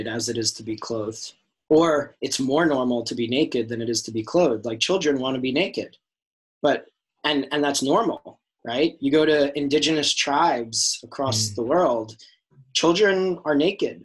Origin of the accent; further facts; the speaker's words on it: New York, United States; my high school growing up in New York